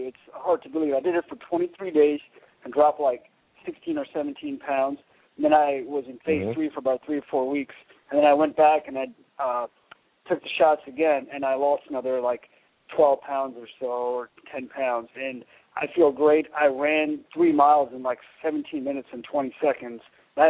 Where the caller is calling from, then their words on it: Dallas, Texas, United States; I'm calling from Dallas.